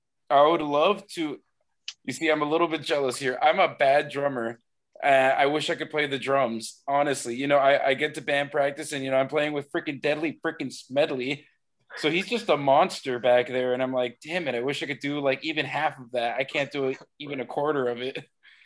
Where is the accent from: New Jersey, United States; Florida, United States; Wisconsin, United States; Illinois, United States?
Florida, United States; Miami; You know, I'm from Miami. My parents are Cuban.